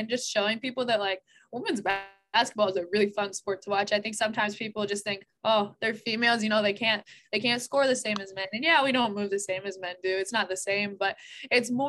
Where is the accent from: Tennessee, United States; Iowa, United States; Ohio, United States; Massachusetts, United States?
Iowa, United States; Des Moines; I'm from Des Moines